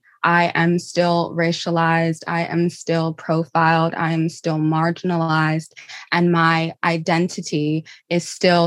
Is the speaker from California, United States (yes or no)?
yes; Riverside, California, United States; now in Los Angeles, United States; I'm from Riverside, California, but I live in Los Angeles.